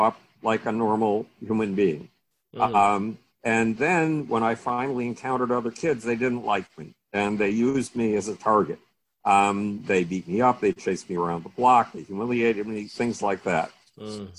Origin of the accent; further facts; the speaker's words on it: Buffalo, New York, United States; moved away; I grew up in Buffalo, New York